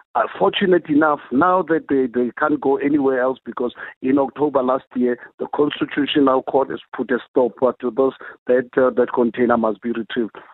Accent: South Africa; a South African

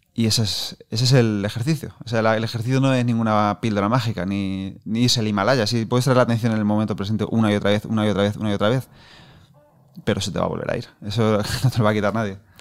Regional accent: Castilla-La Mancha, Spain; como manchego que soy, pues tiendo a pronunciar poco

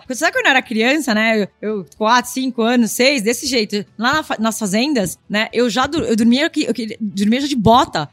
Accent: São Paulo, Brazil; eu nasci em São Paulo, mas eu cresci entre as obras em São Paulo e também entre as fazendas

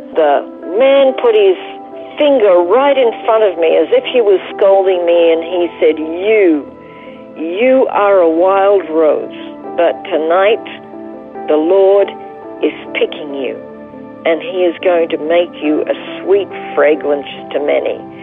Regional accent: Toowoomba, Queensland, Australia; moved away as an adult; also born or lived in Brisbane / Israel; spent most of my childhood growing up and my pivotal years of education in Toowoomba

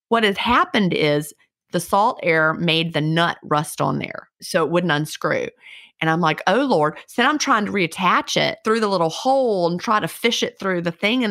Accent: Virginia, United States; also born or lived in Villa Rica, Georgia / Carrollton, Georgia; now in Georgia, United States; I grew up in Virginia.

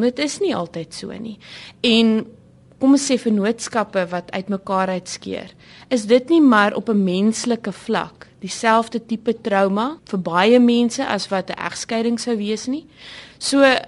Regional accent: South Africa; 'n trotse Suid-Afrikaner

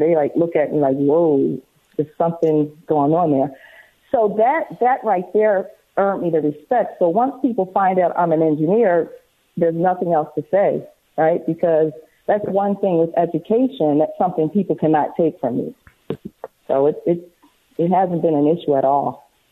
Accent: outside of Philadelphia, Pennsylvania, United States; I grew up on the East Coast in Philadelphia, well, outside of Philadelphia

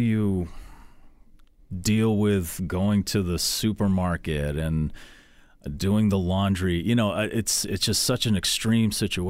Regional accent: Natick, Massachusetts, United States; I grew up in Natick.

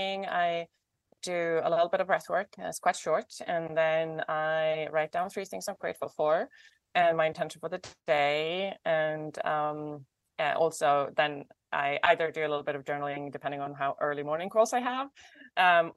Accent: northern Sweden, Sweden; now in Los Angeles, United States; I was born in the north of Sweden

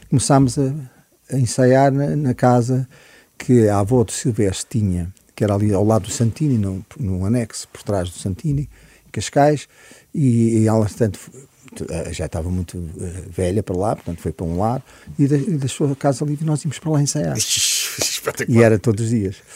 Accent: Sá da Bandeira, Huíla, Angola; also born or lived in Lisbon, Portugal / Tete, Mozambique; now in Portugal; cresci, a minha infância foi passada em grande parte em, em África.

